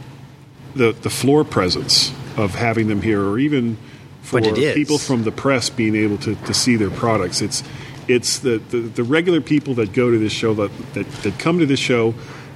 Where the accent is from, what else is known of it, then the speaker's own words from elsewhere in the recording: Fort Lauderdale, Florida, United States; I grew up in Fort Lauderdale